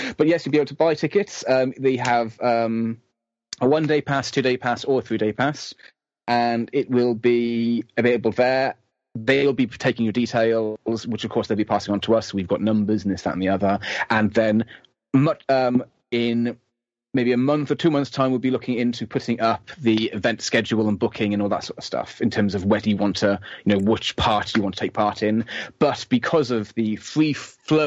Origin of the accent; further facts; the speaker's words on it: United Kingdom; As a British person